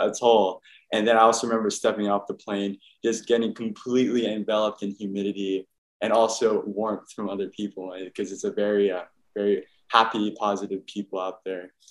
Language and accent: English; Oahu, Hawaii, United States; I actually grew up on the island Oahu in Hawaii